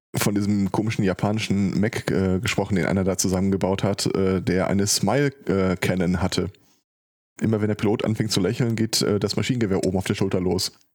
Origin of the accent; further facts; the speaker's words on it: Ruhr area, North Rhine-Westphalia, Germany; hier bei uns im Ruhrgebiet